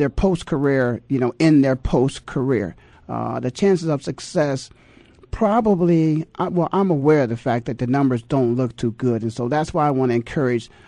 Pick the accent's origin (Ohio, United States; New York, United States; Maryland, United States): Ohio, United States; Canton; my hometown of Canton, Ohio